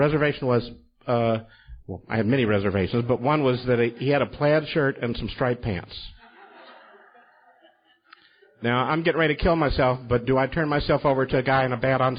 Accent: Louisville, Kentucky, United States; moved away as an adult; also born or lived in New York; go back to my hometown, Louisville, Kentucky.

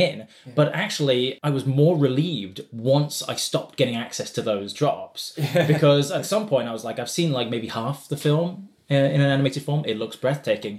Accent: Des Moines, Iowa, United States; moved away; my hometown of Des Moines, Iowa

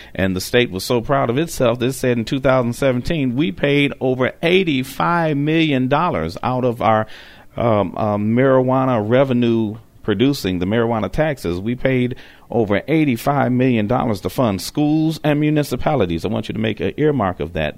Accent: Detroit, Michigan, United States; moved away; They're in my home state of Michigan. Yes, I'm from Detroit

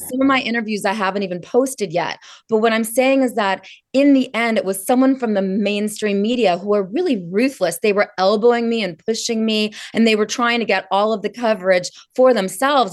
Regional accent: California, United States; now in Washington DC, United States; I'm from California.

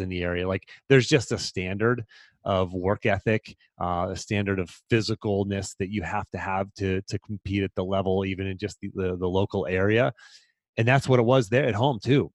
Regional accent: about a half an hour north of Pittsburgh, Pennsylvania, United States; I grew up about a half an hour north of Pittsburgh.

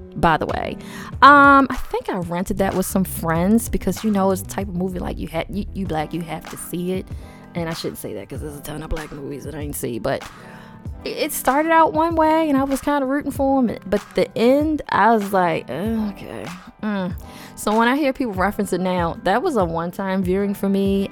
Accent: Baltimore, Maryland, United States; my hometown of Baltimore, Maryland

